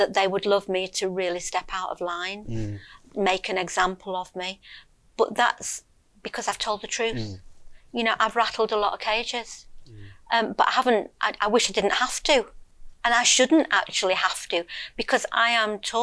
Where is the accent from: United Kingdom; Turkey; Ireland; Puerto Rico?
United Kingdom; Lancashire, North West England; I was born in Lancashire. Yeah. And I've lived there all my life. So, yeah, just a northern girl